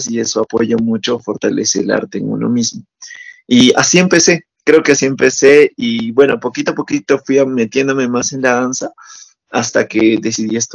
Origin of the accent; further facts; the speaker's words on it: Cusco, Peru; Yo soy natural de Cusco, que es donde está Machu Picchu para que se ubique